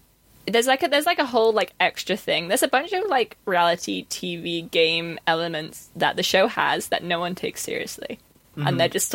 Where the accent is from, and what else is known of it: United Kingdom